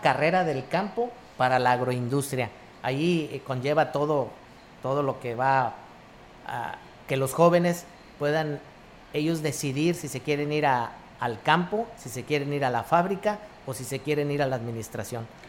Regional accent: Tampico, Tamaulipas, Mexico; now in Ciudad Valles, Mexico; Yo soy de Tampico

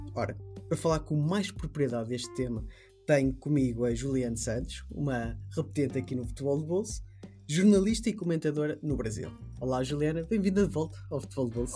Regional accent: Portugal; eu sou europeu, sou português, caucasiano

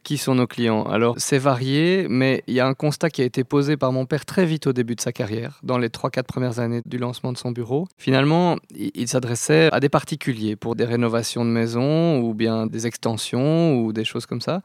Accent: Brussels, Brussels-Capital Region, Belgium; Je suis né à Bruxelles, j'ai étudié à Bruxelles, j'ai toujours travaillé à Bruxelles

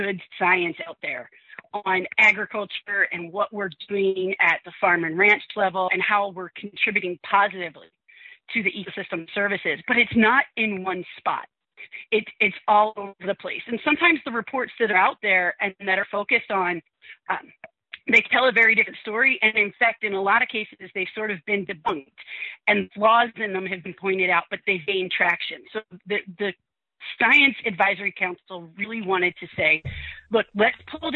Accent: Philadelphia, Pennsylvania, United States; moved away as an adult; now in Austin, United States; I grew up in Philadelphia

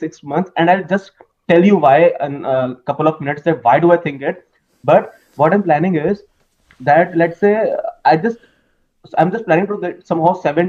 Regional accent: India; Actually, I'm from India.

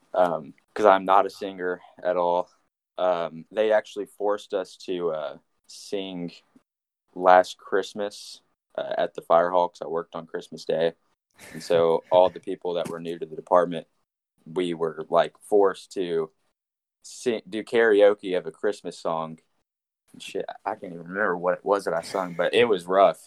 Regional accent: Nashville, Tennessee, United States; born and raised in Nashville

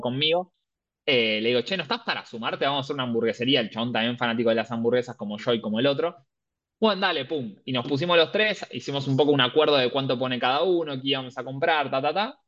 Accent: Buenos Aires, Argentina; moved away as an adult; now in Valencia, Spain; somos todos de Capital Federal, Buenos Aires.

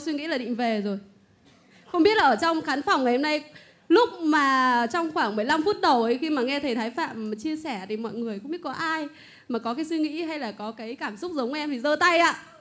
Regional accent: Bac Ninh, Vietnam; em đến từ Bắc Ninh ạ

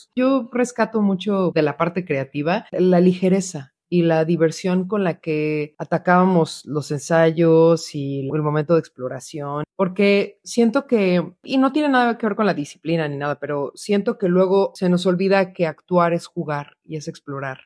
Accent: Mexico; moved away; desde que me salí de México

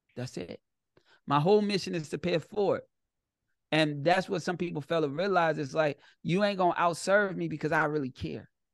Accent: Chicago, Illinois, United States; I'm from Chicago and I'm I'm built from gangsters

